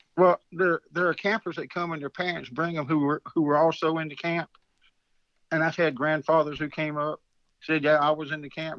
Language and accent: English; Wallace, North Carolina, United States; high school where I was at Wallace Rose Hill